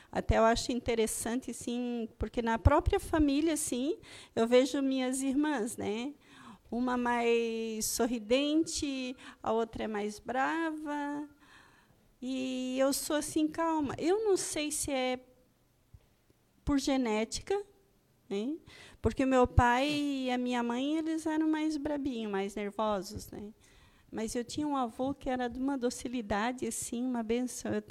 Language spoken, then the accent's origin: Portuguese; Monte Castelo, Santa Catarina, Brazil; born there; Eu nasci em Monte Castelo, não da Itália, Monte Castelo aqui em Santa Catarina, né?